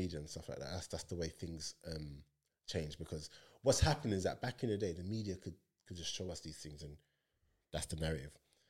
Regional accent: Nigeria; If something happened in Nigeria, like, and it needed to, I'd probably speak because I'm Nigerian or whatever.

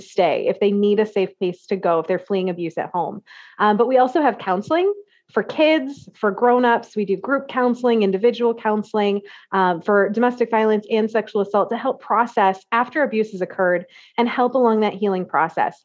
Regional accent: central Iowa, United States; I am from a teeny tiny small town in central Iowa

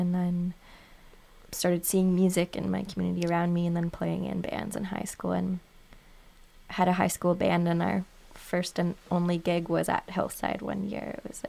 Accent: Guelph, Ontario, Canada; I grew up in Guelph.

